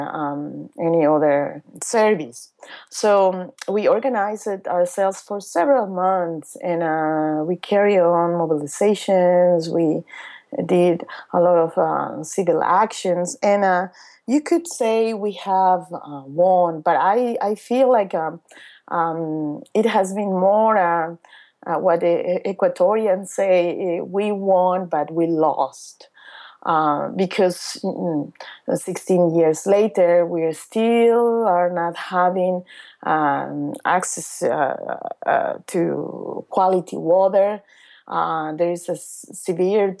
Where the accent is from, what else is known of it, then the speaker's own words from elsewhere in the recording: Cochabamba, Bolivia; my hometown Cochabamba, which is the on that time was the third largest city in Bolivia